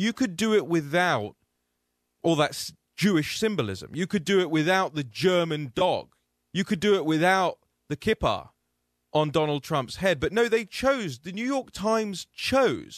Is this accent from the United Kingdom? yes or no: yes; United Kingdom; you'll probably notice I don't speak with an American accent. I'm from the United Kingdom